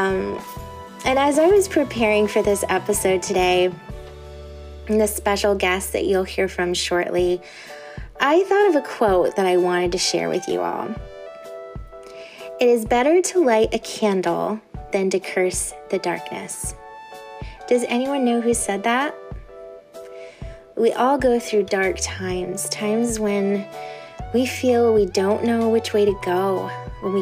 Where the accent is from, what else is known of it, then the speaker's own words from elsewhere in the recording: Indiana, United States; growing up in Indiana